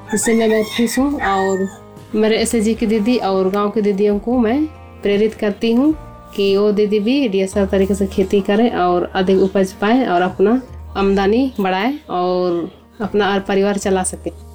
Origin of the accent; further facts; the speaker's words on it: Sadi village, Murhu block, Khunti district, Jharkhand, India; मेरा गांव सड़ी गांव प्रखंड मुरू जिला खूटी झारखंड के रहने वाली हूँ